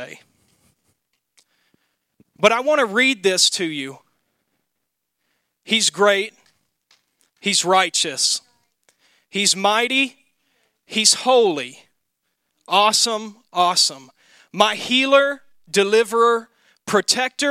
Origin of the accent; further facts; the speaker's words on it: Mississippi, United States; now in Wisconsin, United States; Growing up in Mississippi